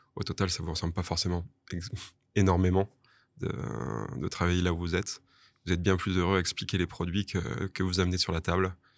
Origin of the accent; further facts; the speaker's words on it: Toulouse, Occitania, France; moved away as an adult; also born or lived in Grasse / Bordeaux / Asia; now in Nice, France; j'ai fait la plupart de mes classes à Toulouse